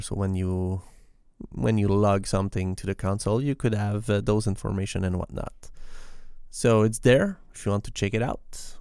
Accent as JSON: {"language": "English", "region": "Quebec", "country": "Canada", "second_language": "English", "said": "I am not a native English speaker. I am, I am from Quebec in Canada, and we speak French in here"}